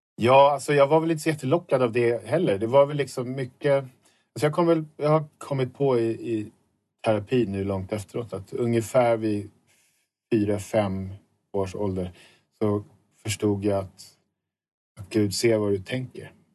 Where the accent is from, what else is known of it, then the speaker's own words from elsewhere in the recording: suburb of Stockholm, Stockholm County, Sweden; jag bor i, utanför Stockholm i en förort som jag kommer ifrån.